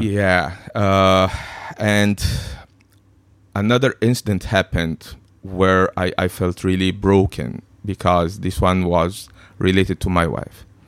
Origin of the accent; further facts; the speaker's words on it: Egypt; moved away as an adult; now in Hong Kong; I've been born and raised in Egypt